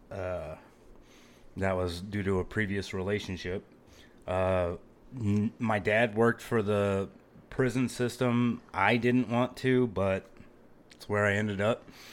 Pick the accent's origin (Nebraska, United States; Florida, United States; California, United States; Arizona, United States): Arizona, United States; Phoenix; moved away; I am originally from Phoenix, Arizona